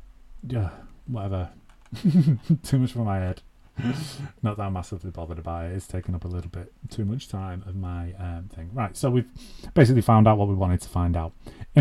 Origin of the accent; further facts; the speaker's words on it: England, United Kingdom; born there; So my nationality is British, but I was born in England.